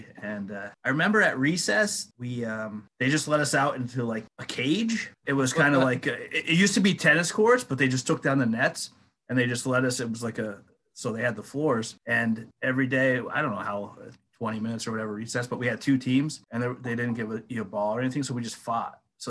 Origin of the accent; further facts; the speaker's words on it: Luzerne, Pennsylvania, United States; also born or lived in Forty Fort; So I'm originally from Luzerne. I live in Luzerne now, but I did spend quite a few years in 44, but it's about a 30 second drive from Luzerne to 44.